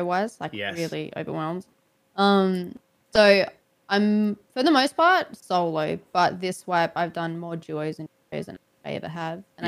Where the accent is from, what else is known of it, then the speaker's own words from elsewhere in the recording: Australia; being Australian